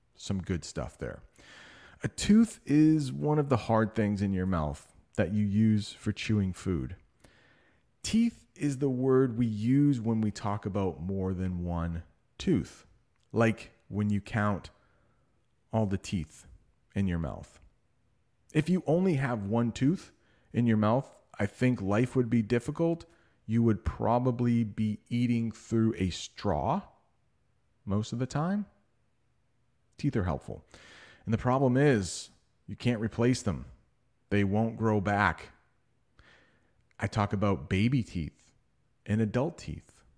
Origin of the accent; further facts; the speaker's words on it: United States; I'm an American